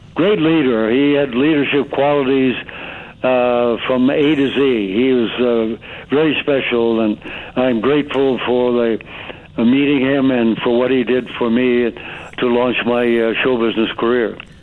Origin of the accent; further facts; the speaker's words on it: Stamford, Connecticut, United States; now in Coachella Valley, United States; I grew up in Stamford, Connecticut